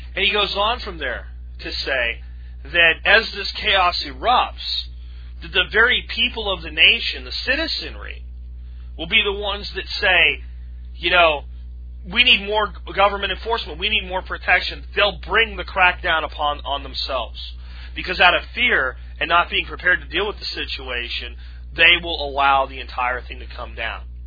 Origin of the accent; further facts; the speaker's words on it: United States; I'm an American, damn it, and this is my home